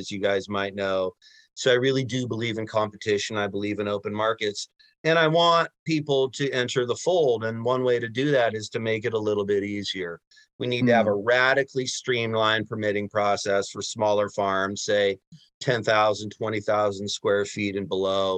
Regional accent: Humboldt, California, United States; born and raised in Humboldt, Humboldt lifer

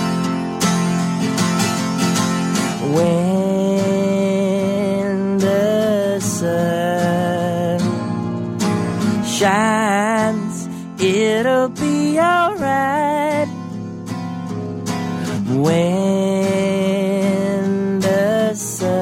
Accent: Canada; I hail from Canada

